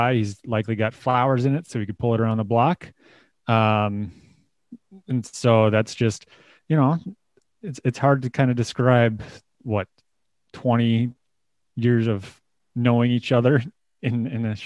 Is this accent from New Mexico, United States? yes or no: no; Minnesota, United States; I am from Minnesota